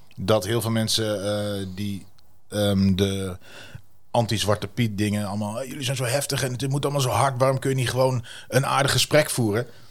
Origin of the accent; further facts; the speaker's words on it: Wierden, Overijssel, Netherlands; accent: Twents; first language Twents; ik vind mijn moedertaal ook heel leuk